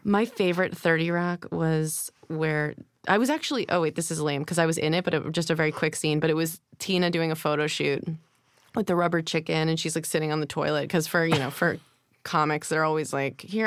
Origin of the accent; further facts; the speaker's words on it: Rockville Centre, New York, United States; also born or lived in Manhattan, New York / Hempstead, New York; now in New York, United States; Born at Lenox Hill, and then we moved out to Long Island